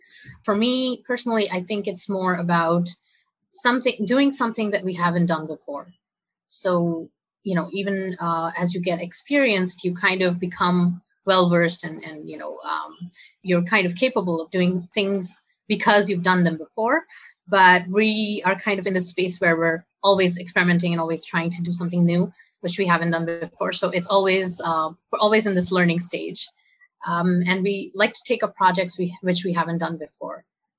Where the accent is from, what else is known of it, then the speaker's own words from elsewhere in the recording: Saudi Arabia; also born or lived in India; I grew up in Saudi Arabia, and then I moved to India for my college education because my parents are from here